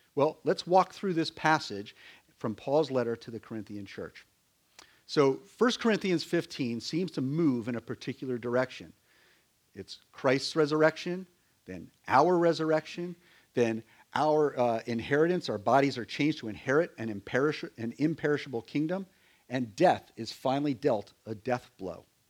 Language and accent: English; Connecticut, United States; now in Virginia, United States; when I grew up in Connecticut